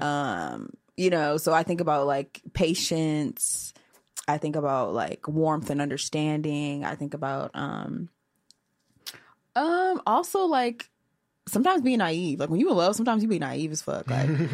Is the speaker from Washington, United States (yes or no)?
no; Portage, Michigan, United States; now in Chicago, United States; I'm from Michigan